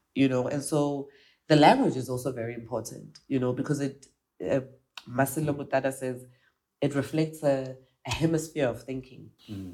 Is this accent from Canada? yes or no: no; South Africa; I'm South African